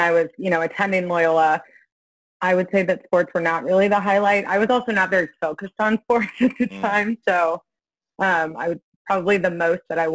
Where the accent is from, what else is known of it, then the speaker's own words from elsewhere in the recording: Minneapolis, Minnesota, United States; also born or lived in St. Louis, Missouri / Chicago, Illinois; now in Atlanta, United States; So we moved up to Minneapolis, Minnesota